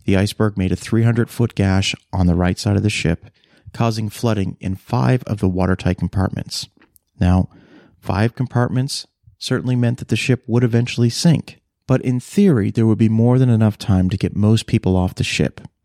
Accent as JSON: {"language": "English", "town": "Halifax", "region": "Nova Scotia", "country": "Canada", "tie": "born or raised there", "said": "I grew up in Halifax, Nova Scotia, a port city on the east coast of Canada"}